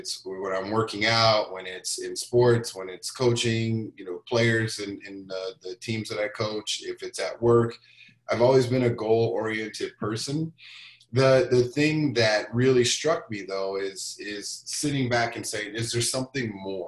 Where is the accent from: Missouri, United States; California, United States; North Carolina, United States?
Missouri, United States; Kansas City; moved away as an adult; also born or lived in Brussels; now in Minnesota, United States; the world that I grew up in the United States. I'm from Kansas City. I've spent the last 20 years in Minnesota, more or less